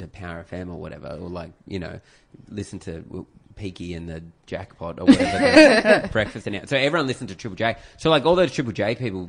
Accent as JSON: {"language": "English", "region": "South Coast of New South Wales", "country": "Australia", "tie": "born or raised there", "said": "I was south coast of New South Wales."}